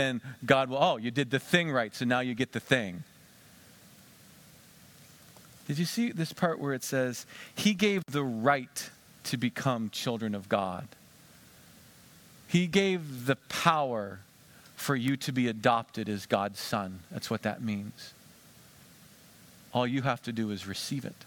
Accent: Western Pennsylvania, United States; Where we grew up in Western Pennsylvania

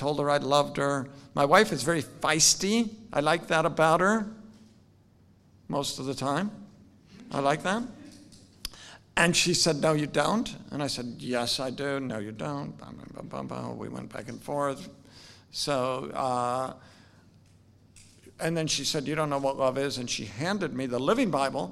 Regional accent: Salem, Oregon, United States; now in Louisville, United States; I'm from Salem, Oregon, very far away from here. My dad was a nurseryman, so he raised flowers, iris and dahlias. I grew up on about 100 acres just outside of Salem.

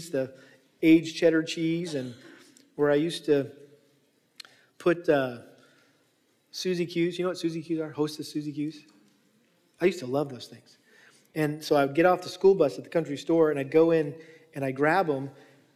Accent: New England, United States; moved away; our family had the privilege of going back to New England where I was from and got to take my wife and kids back to my hometown. And so I took them by the house I grew up

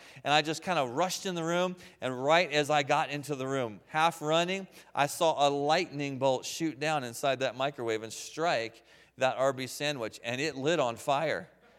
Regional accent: Waynesboro, United States; And I grew up here in Waynesboro, and we lived on Henry Avenue at the time, out behind Roses.

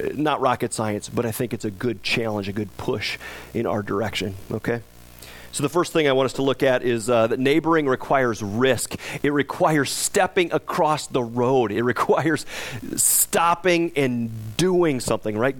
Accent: United States; we as American Christians

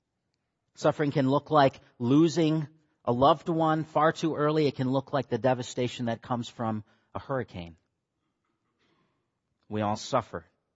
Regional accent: Michigan, United States; moved away; Kyle and I grew up together in Michigan. That's where I'm from

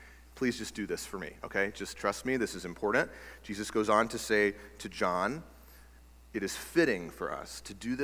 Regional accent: Texas, United States; now in Alaska, United States; I grew up in Texas

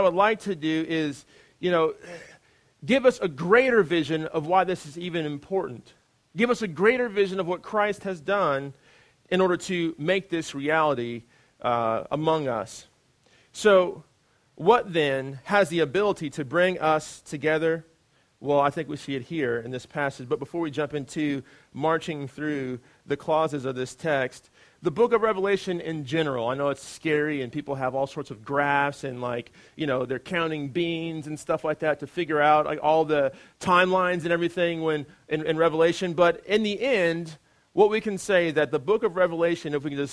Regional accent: United States; as an American

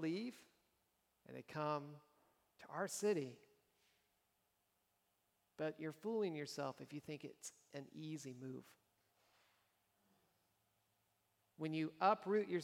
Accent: Nebraska, United States; moved away; I was from Nebraska

